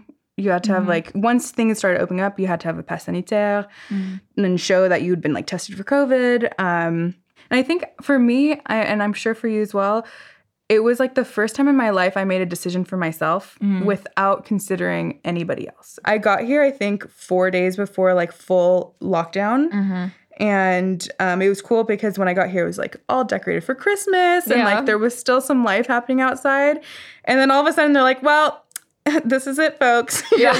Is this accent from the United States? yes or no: yes; Silicon Valley, California, United States; moved away as an adult; now in Paris, France; So, yeah, I'm from California. I grew up in the Silicon Valley. And I kind of am a cheater, if you will, because my parents are actually French. They are originally from Lyon, and they moved to California